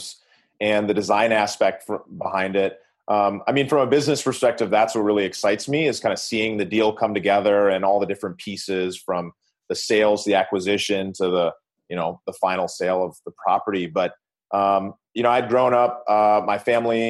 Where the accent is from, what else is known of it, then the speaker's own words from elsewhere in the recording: Minneapolis, Minnesota, United States; now in California, United States; I was from Minneapolis, but I actually lived in California